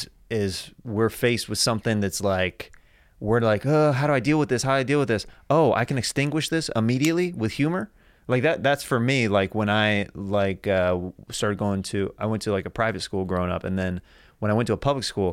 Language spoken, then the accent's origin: English; Kansas, United States